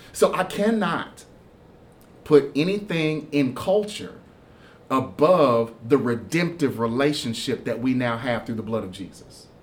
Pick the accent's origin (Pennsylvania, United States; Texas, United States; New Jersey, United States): Texas, United States; Houston; also born or lived in Kentucky; now in Winchester, Kentucky, United States; I'm originally from Houston, Texas